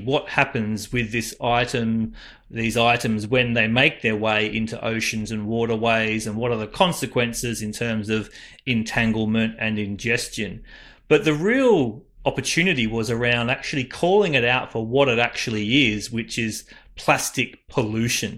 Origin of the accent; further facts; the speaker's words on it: Cairns, Queensland, Australia; moved away; also born or lived in Central Coast, New South Wales; So I was born up in Cairns